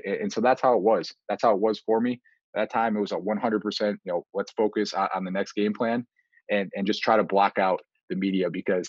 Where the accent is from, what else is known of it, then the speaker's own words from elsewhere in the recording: Buffalo, New York, United States; Yeah, so we grew up Bills Mafia all the way.